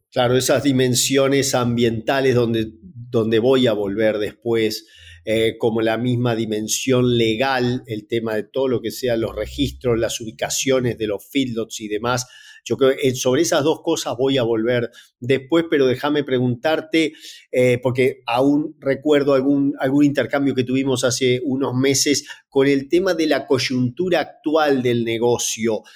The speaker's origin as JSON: {"language": "Spanish", "country": "Argentina", "tie": "born or raised there", "said": "Yo soy originario de Argentina"}